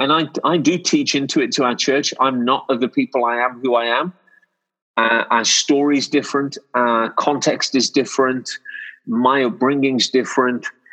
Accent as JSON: {"language": "English", "town": "Wolverhampton", "region": "West Midlands", "country": "United Kingdom", "tie": "born or raised there", "said": "I've been born and raised in Wolverhampton."}